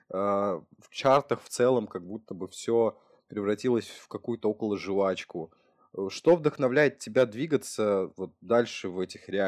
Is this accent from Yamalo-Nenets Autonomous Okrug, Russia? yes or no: yes; Novy Urengoy, Yamalo-Nenets Autonomous Okrug, Russia; also born or lived in Saint Petersburg; now in Moscow, Russia; То есть я тоже с крайнего севера снова в Уренгой переехал в Питер когда-то.